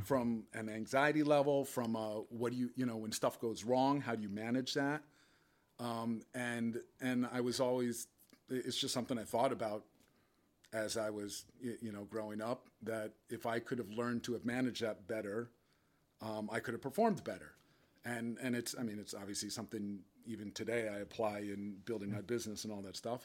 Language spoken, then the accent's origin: English; Westport, Connecticut, United States; also born or lived in Chicago / West Portland; growing up in Westport